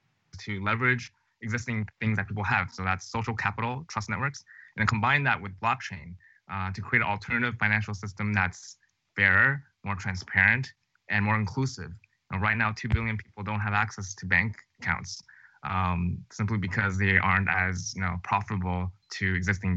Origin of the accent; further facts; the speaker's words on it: New Jersey, United States; moved away as an adult; also born or lived in Chicago / Stanford / Los Angeles; I grew up in New Jersey, actually, just 1 hour outside of New York City